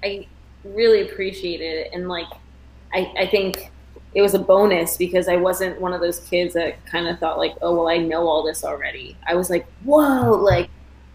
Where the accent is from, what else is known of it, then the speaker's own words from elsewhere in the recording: Toronto, Ontario, Canada; moved away as an adult; now in United States; So I grew up in Toronto, Ontario, and I started dance at age 7